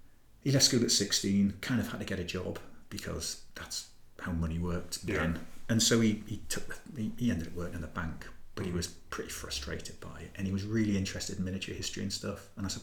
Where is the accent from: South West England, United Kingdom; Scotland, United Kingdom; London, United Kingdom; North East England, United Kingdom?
North East England, United Kingdom; Gateshead; moved away as an adult; also born or lived in Northumberland / Newcastle; I come from Newcastle, basically. I was born in Northumberland, but grew up mainly in sort of Gateshead.